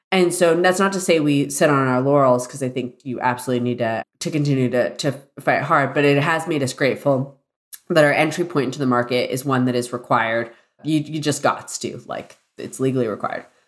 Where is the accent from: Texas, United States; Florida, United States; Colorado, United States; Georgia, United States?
Florida, United States; Celebration; I grew up in Walt Disney World's planned community.